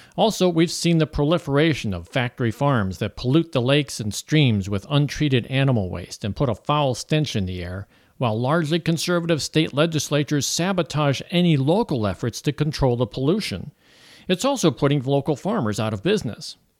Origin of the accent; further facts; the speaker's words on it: Florissant, Missouri, United States; moved away as an adult; also born or lived in Woodland Hills, California / Ventura County, California; now in Saint Louis, United States; I grew up in Florissant, Missouri.